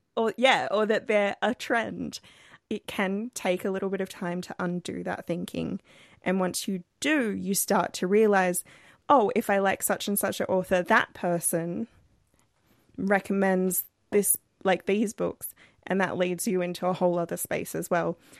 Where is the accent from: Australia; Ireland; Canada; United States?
Australia; We're an Australian podcast